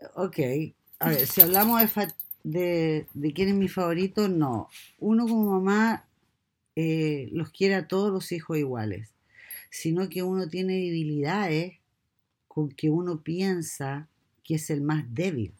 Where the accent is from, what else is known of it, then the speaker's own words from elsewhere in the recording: Santiago, Santiago Metropolitan Region, Chile; moved away as an adult; now in United States; Soy de Santiago de Chile, South America